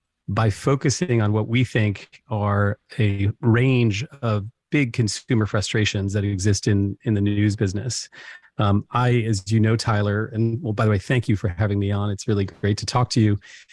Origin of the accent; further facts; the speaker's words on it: Paris, Île-de-France, France; also born or lived in Africa / China / Hong Kong; I mean, I'm half English, half American. I was raised in Paris, and French and French culture was my sort of first place I came to know the world.